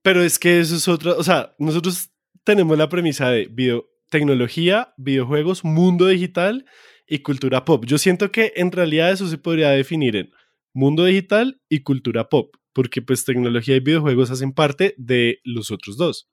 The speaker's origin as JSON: {"language": "Spanish", "region": "Bogotá", "country": "Colombia", "accent": "rolo", "said": "mi maldito acento rolo"}